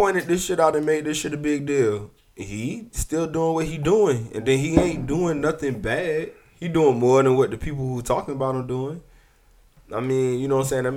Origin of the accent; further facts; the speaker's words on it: Savannah, Georgia, United States; also born or lived in South Carolina; I'm from Savannah